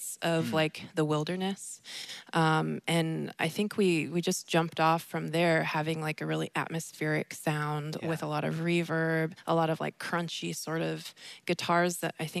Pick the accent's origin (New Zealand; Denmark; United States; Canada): United States; Washington; I'm from Swinomish, and my family are all singers